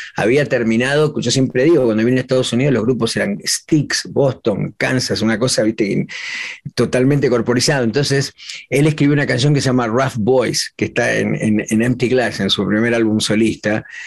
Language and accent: Spanish; Argentina; now in Los Angeles, United States; en Argentina, en mi país.